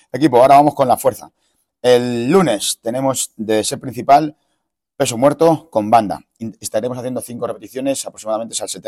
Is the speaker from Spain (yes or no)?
yes; Fuenlabrada, Community of Madrid, Spain; En Fuenla se dice En Fuenla. yo, soy de Fuenla.